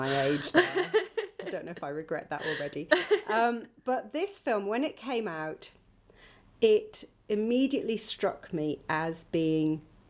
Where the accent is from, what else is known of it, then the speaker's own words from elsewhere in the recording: Northumberland, North East England, United Kingdom; where I grew up in Northumberland, mm-hmm. in a very sort of villagey place that was quite, a little bit like Suffolk, actually.